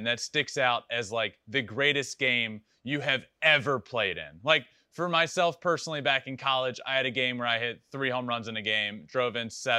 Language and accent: English; Virginia, United States; I'm from Virginia, grew up going to Camden Yards a lot.